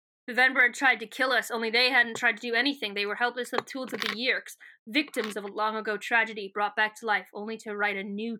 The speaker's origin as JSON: {"language": "English", "region": "Wisconsin", "country": "United States", "said": "I'm from Wisconsin."}